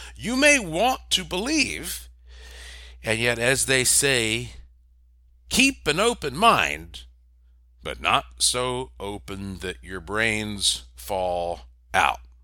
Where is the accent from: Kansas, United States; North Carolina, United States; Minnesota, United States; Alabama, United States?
North Carolina, United States; Asheville; I grew up in Asheville, North Carolina